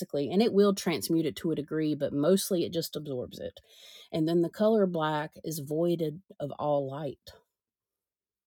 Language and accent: English; United States; us Americans